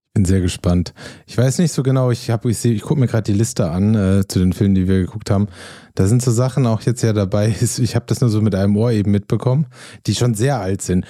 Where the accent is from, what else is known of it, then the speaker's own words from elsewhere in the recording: Germany; als Deutscher